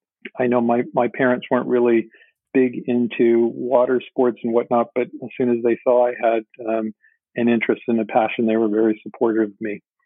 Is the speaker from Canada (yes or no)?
yes; Ontario, Canada; I don't know if you mentioned at the beginning, but I'm from Ontario, Canada.